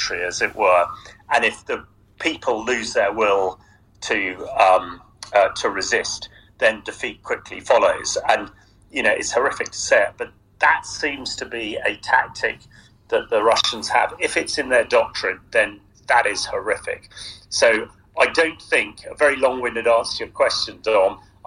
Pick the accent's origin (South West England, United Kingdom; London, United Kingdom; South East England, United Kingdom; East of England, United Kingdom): South West England, United Kingdom; Salisbury; my hometown, in fact, Salisbury, where I'm talking to you from today.